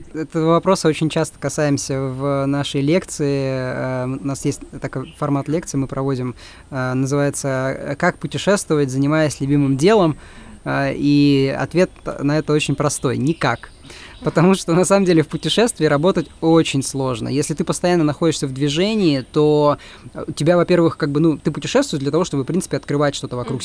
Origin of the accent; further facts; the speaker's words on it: Russia; moved away as an adult; мы русские, да, мы из России